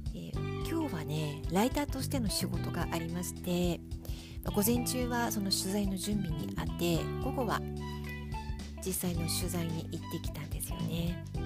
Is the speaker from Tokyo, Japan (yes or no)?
yes; Tokyo, Japan; moved away; 子供の頃東京新宿に住んでいた